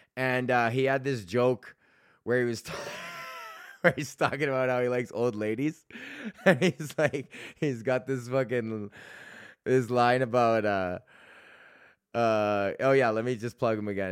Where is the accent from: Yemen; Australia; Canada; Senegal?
Canada; Edmonton, Alberta